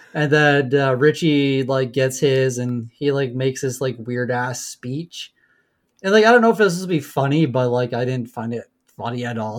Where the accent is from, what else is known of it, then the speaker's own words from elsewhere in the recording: Canada; we're Canadian